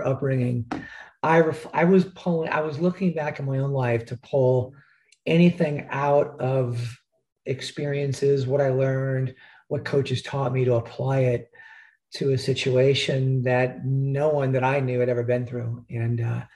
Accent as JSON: {"language": "English", "town": "Stuart", "region": "Florida", "country": "United States", "tie": "born or raised there", "also_born_or_lived": "Chicago, Illinois", "said": "I was born in Chicago. My dad got tired of the cold weather when I was 8 years old. He uprooted the family down to Stuart, Florida, which is just north of West Palm Beach."}